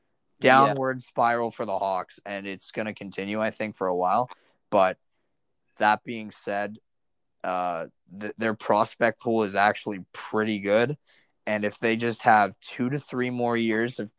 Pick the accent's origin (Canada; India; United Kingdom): Canada; I'm obviously a Canadian.